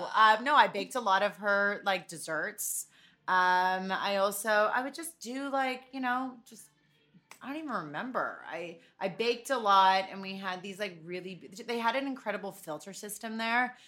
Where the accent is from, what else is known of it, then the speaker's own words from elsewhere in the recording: Toronto, Ontario, Canada; moved away as an adult; also born or lived in New York; I grew up in Toronto